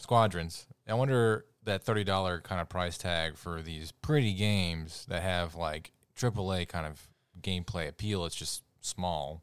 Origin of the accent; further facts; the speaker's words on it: United States; We love being American